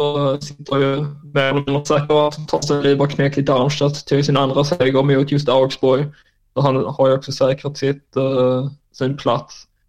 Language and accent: Swedish; Skåne, Sweden; also born or lived in Germany; jag kommer ju ifrån Österlen